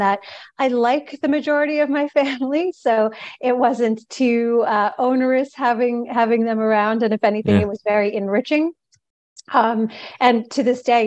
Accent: New York, United States; I'm originally from New York, born and bred New Yorker, and I come from a Indian American family

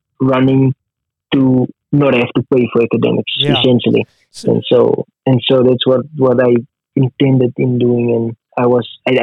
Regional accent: Ceres, Western Cape, South Africa; moved away as an adult; now in United States; I was born in Cyprus, Western Cape. I spent my entire time there. I went to high school, elementary school, and I eventually enrolled at the University of Western Cape for my first year

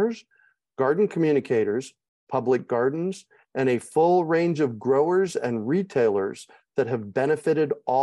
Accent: West Coast, United States; now in Asheville, United States; I grew up on the West Coast

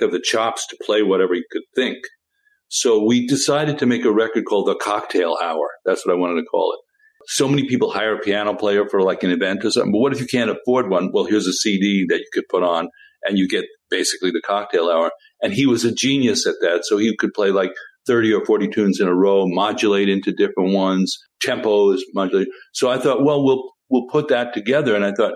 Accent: New York, United States; I was a dyed-in-the-wool New York folkie, one of the real ones

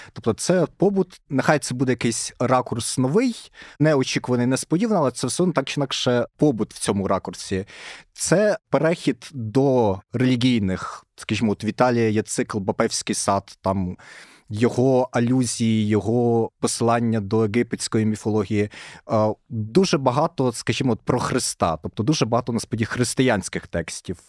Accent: Kyiv, Ukraine; я з Києва

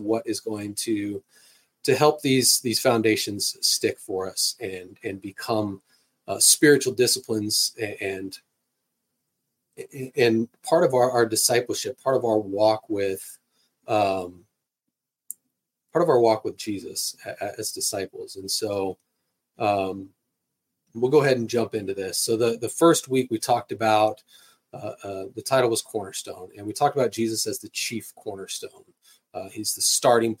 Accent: California, United States; now in Kansas, United States; where I grew up in California

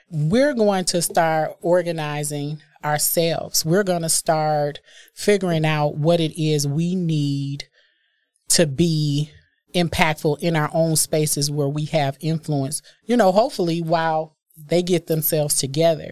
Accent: Milwaukee, Wisconsin, United States; I am born and raised in Milwaukee

